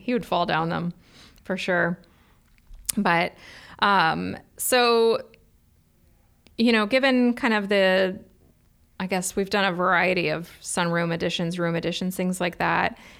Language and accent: English; Cleveland, Ohio, United States; now in Columbus, United States; I'm from Cleveland